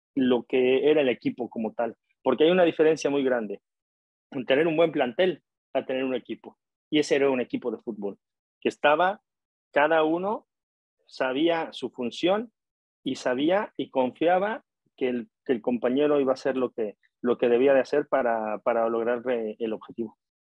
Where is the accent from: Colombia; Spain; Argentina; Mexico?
Mexico